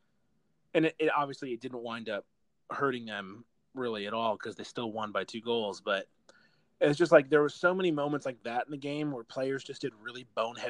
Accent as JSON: {"language": "English", "country": "United States", "tie": "born or raised there", "said": "growing up in America, like as diehard soccer fans, like we're not very common here."}